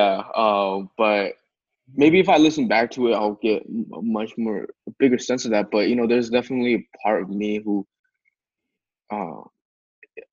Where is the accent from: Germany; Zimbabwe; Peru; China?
China; now in United States; I grew up in China, and then I moved back here